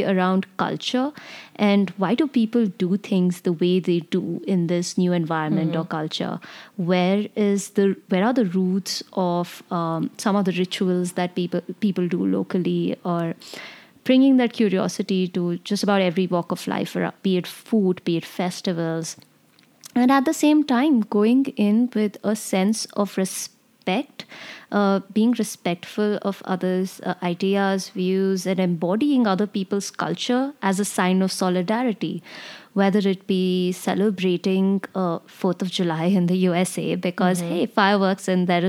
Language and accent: English; India; Something to me that really stuck out growing up in the Indian Army was just how hierarchical the Indian Army is, right?